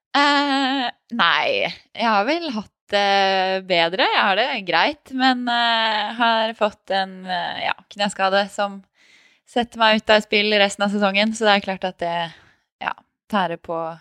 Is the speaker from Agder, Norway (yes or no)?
no; Tønsberg, Vestfold, Norway; also born or lived in Oslo; Jeg sier at jeg er oppvokst i Tønsberg. Det er det som er hjembyen min